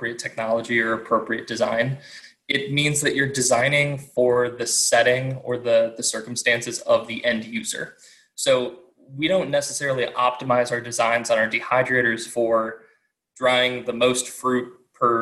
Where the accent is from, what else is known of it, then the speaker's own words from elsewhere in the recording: Illinois, United States; now in Wisconsin, United States; I was originally from Illinois